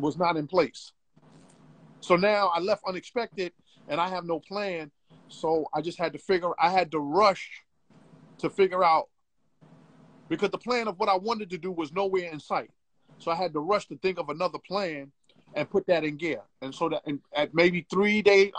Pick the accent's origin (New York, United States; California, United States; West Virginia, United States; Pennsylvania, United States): New York, United States; New York City; you gotta understand where I come from, bro. I come from Bed-Stuy.